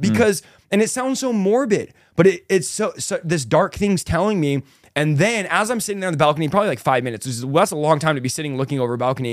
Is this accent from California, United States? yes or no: yes; San Jose, California, United States; also born or lived in Manteca, California; Was raised in San Jose, California, so the Bay Area